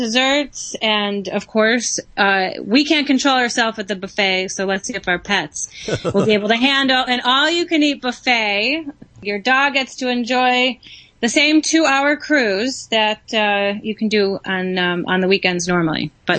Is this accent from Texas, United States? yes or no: no; Chicago, Illinois, United States; in my hometown of Chicago